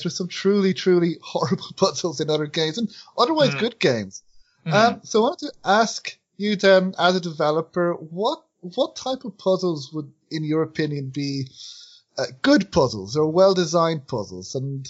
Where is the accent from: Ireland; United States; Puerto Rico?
Ireland; accent: Irish; I can't even do my own Irish accent.